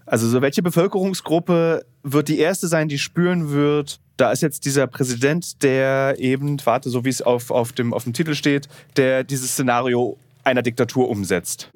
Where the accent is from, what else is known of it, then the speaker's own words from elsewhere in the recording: Berlin, Germany; Im Osten, aus dem ich ja komme, ich komme aus Ostberlin